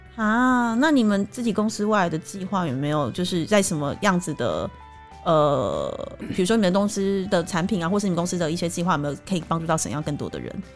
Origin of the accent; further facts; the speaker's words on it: Taiwan; 以我们台湾人讲